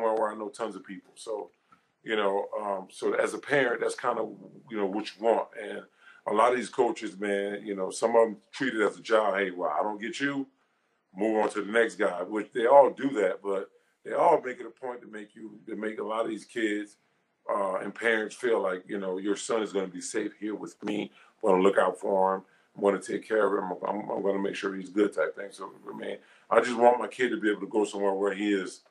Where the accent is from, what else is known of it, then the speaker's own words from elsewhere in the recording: Louisiana, United States; I'm from Louisiana